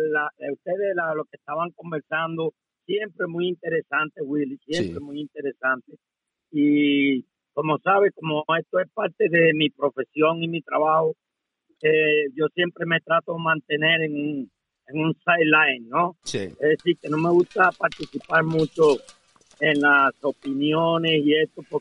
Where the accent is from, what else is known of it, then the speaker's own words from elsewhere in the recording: Cuba; moved away as an adult; yo me fui de Cuba cuando todos unos cuantos entrenadores que están ahora ahí haciéndose los bárbaros se escondían de mí, porque yo fui el primer entrenador de línea de Cuba que se quedó.